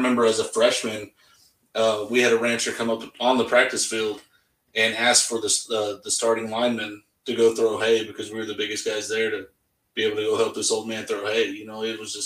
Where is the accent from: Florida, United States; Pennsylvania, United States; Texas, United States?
Texas, United States; Bronte; So I grew up in Bront, Texas. It was like population like 700